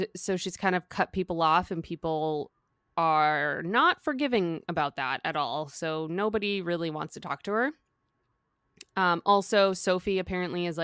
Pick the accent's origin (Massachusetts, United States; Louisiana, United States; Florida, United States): Massachusetts, United States; Boston; I grew up in Boston